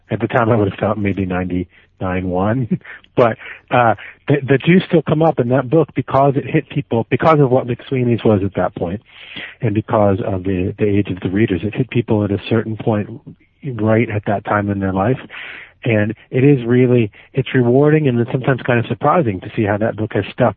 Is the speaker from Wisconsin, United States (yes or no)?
no; Miami, Florida, United States; now in New York, United States; I grew up in Miami